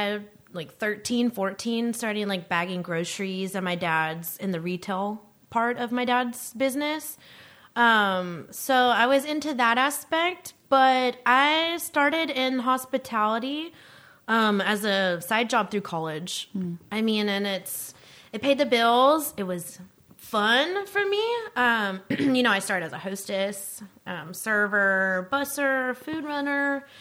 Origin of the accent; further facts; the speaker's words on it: the South, United States; me growing up on Sundays, we were closed, you know, in the South from the Bible Belt, nobody works on Sundays except for my dad.